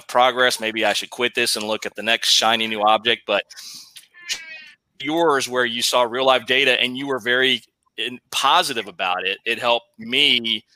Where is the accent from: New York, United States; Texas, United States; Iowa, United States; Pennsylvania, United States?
Texas, United States; also born or lived in San Antonio; Texas boy here